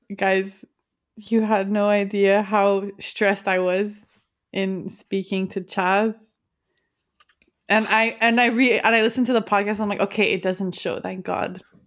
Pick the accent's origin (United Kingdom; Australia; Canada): Canada; I'm Canadian